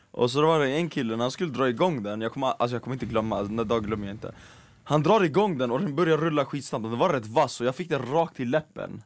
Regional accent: Skärholmen, Stockholm County, Sweden; fotbollsplanen i Skärholmen, Mm. där jag växte upp

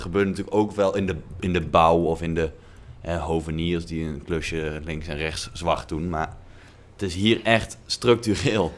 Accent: Netherlands; now in Italy

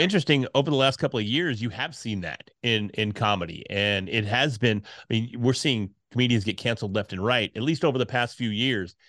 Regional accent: Texas, United States; being from Texas

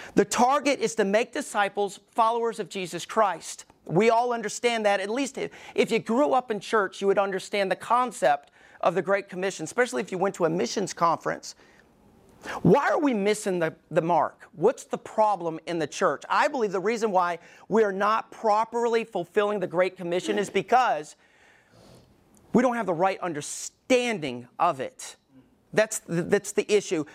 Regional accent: Alabama, United States; moved away; I was growing up in Alabama, we didn't go to shooting ranges

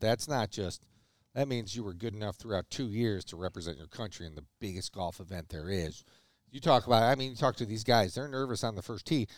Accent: United States; I'm an American, American

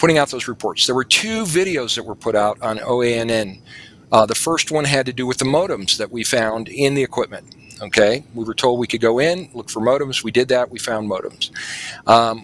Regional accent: New Mexico, United States; I'm from New Mexico

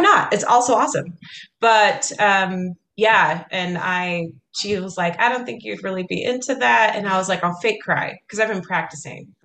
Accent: Kaysville, Utah, United States; Kaysville, Utah.

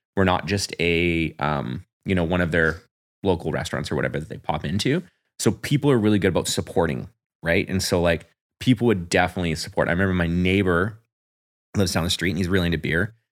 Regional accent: New Westminster, British Columbia, Canada; now in Port Moody, Canada; I'm from New West.

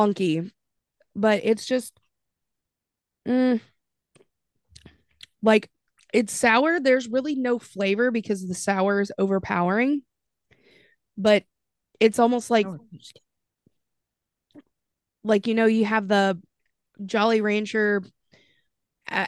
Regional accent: Kentucky, United States; accent: Kentucky; my Kentucky came out just then.

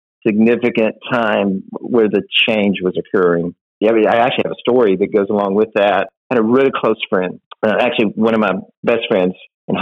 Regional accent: Florence, Alabama, United States; North Alabama, or as we call it, UNA, was in my hometown.

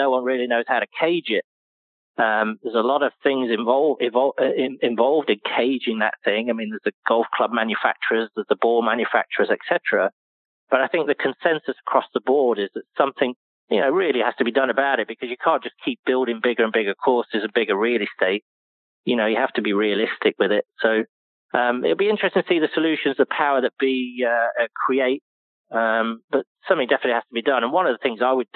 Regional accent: United Kingdom; moved away; being a British person, you know, growing up with all these icons and heroes

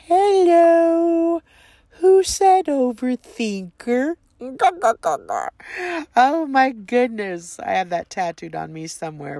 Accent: Southern California, United States; I grew up in Southern California

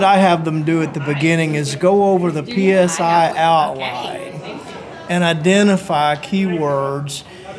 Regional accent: Oklahoma, United States; I'm from Oklahoma.

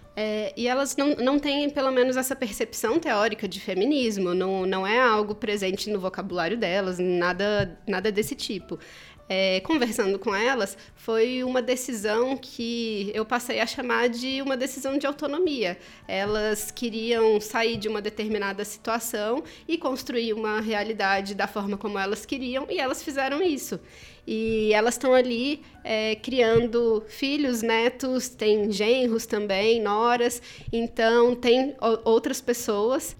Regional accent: Mato Grosso do Sul, Brazil; eu sou do Mato Grosso do Sul

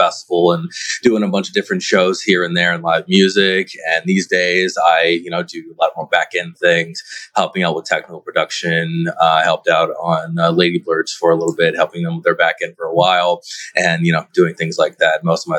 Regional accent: Bay Area, California, United States; I hail from the Bay Area originally.

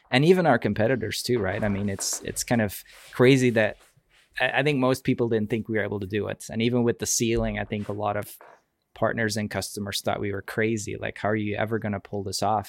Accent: Belgium; moved away as an adult; also born or lived in Seattle area, United States; now in Seattle, United States; I'm from Belgium originally, but I actually live in, in the Seattle area.

